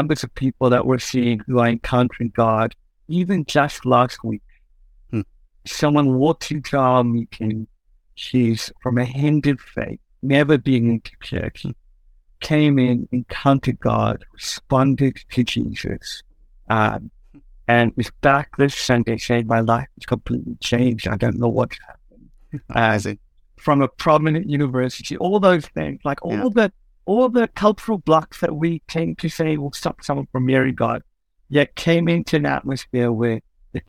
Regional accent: Cape Town, Western Cape, South Africa; I'm from Cape Town

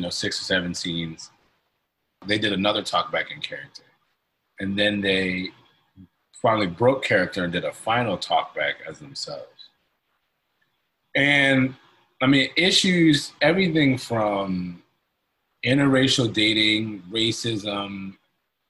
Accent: Hartford, Connecticut, United States; moved away as an adult; now in Philadelphia, United States; I grew up in Hartford, Connecticut. I'm not a Philadelphian by birth. Came here at 18

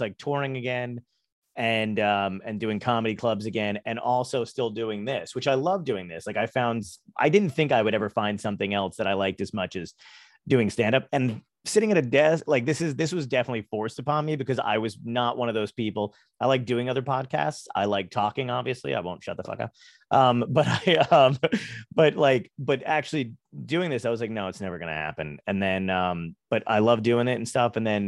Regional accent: New Jersey, United States; also born or lived in Brooklyn / New York / Arizona; I grew up in New Jersey, but I lived in New York. I was born in Brooklyn, lived in New York for a bit, lived in Arizona. So it's like Brooklyn, desert, and then New Jersey.

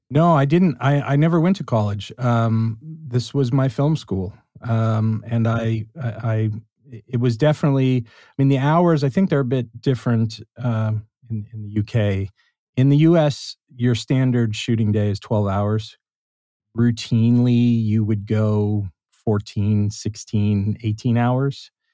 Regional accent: Los Angeles, California, United States; I grew up in Los Angeles

